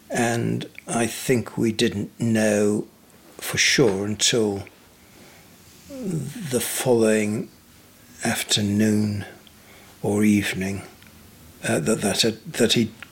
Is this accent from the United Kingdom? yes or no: yes; York, Yorkshire and the Humber, United Kingdom; also born or lived in Pontefract / Leeds / Ripon / Scarborough; I was born in Pontefract, lived in Leeds, Ripon, York, and then to Scarborough, and then back to York to University. It was a wondrous childhood. My parents were master bakers. We had two bakery shops in York